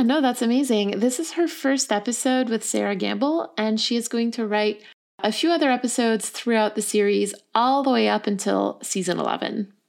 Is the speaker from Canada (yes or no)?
yes; Canada; We're two Canadian people and a Canadian producer